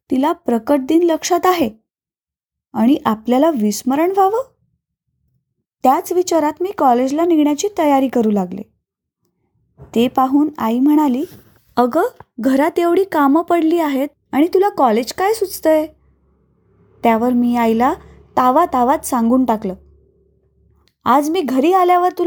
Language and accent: Marathi; Naigaon, Maharashtra, India; माझं माहेर म्हणजे नायगाव उस्मानाबाद जिल्ह्यातील अगदी लहान गाव